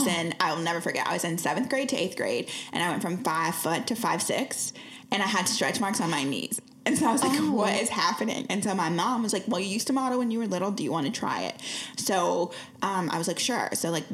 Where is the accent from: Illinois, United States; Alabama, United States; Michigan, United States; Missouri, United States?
Missouri, United States; Lee's Summit; In Lee Summit. So like, okay, here's how people know. The Chiefs just won the Super Bowl.